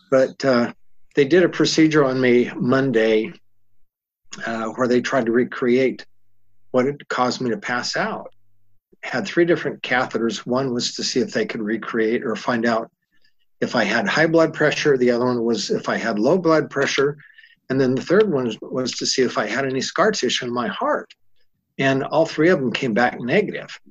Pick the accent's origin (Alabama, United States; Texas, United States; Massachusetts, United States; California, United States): California, United States; I'm from California. I'm in Utah.